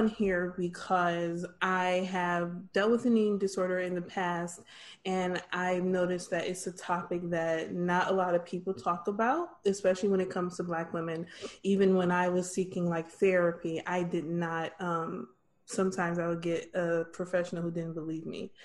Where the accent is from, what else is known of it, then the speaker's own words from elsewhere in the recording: Farmington Hills, Michigan, United States; also born or lived in Northampton, United Kingdom; now in Texas, United States; I'm from Michigan, went to school and kind of grew up in Farmington Hills